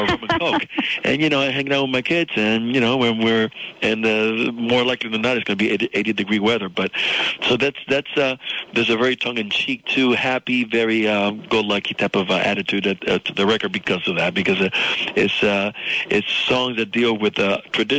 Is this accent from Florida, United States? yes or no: yes; South Florida, United States; English is a second language; came to this country with nothing, and I grew up in South Florida, attached to a new life, a new language as a little boy